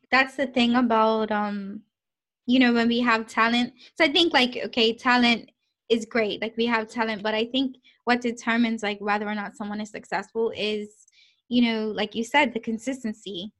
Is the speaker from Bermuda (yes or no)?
yes; Bermuda; moved away as an adult; now in United Kingdom; growing up in Bermuda